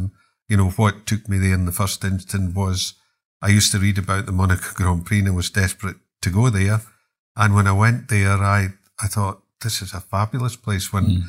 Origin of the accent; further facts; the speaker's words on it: Glasgow, Scotland, United Kingdom; And I'm a Glaswegian, so we couldn't allow this to happen.